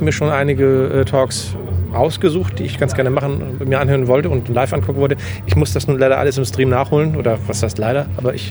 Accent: Hamburg, Germany; der Umzug von Berlin nach Hamburg war dann für mich als Hamburger äh, dann willkommen.

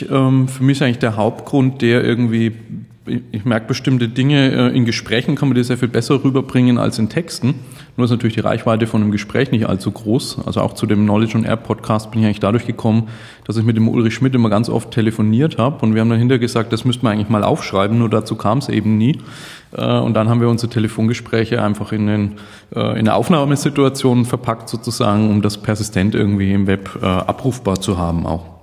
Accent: Nuremberg, Bavaria, Germany; Äh, ich komme aus Nürnberg, einem schönen Frankenland.

